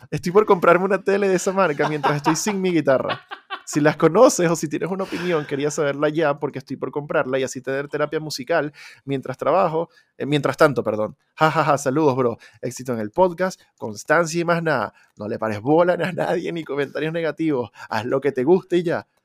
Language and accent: Spanish; Venezuela; moved away; Yo cuando salí de Venezuela dejé como tres instrumentos allá y ya los di por perdidos